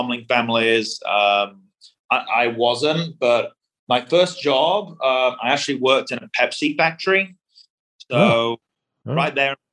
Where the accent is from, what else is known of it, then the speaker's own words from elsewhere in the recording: Bradford, Yorkshire and the Humber, United Kingdom; moved away as an adult; also born or lived in London, United Kingdom; now in Texas, United States; So I grew up in a city in England called Bradford. It's in a part of the country called Yorkshire, which is the north of England.